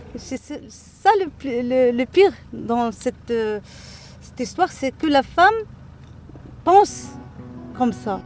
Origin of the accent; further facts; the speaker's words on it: Casablanca, Casablanca-Settat, Morocco; moved away as an adult; now in Agadir, Morocco; je suis née à Casa, j'ai fait mes études à Casa